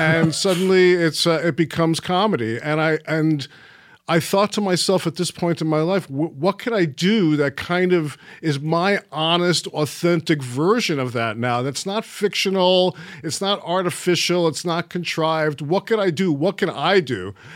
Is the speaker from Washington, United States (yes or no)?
no; New York City, New York, United States; moved away; also born or lived in Florida; I stayed in Coney Island, Brighton Beach. I was in Trump Village yep. which was on the uh, like split the difference between Brighton Beach on the one side and Coney Island on the other. And that's pretty much where I grew up